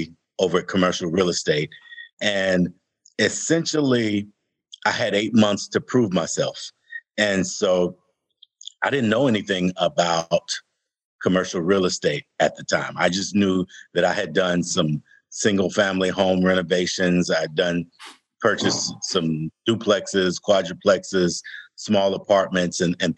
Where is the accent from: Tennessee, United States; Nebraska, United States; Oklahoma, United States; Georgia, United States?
Georgia, United States; Atlanta; growing up in Atlanta as a young African-American, we were all on the south side of Atlanta.